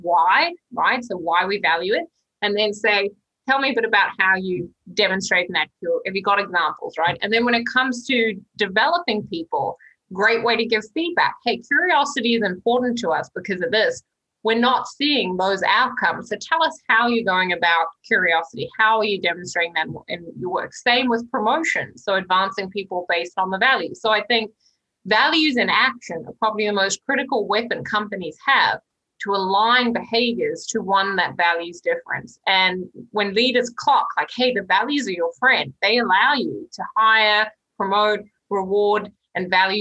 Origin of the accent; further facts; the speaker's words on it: New Zealand; I'm a New Zealander.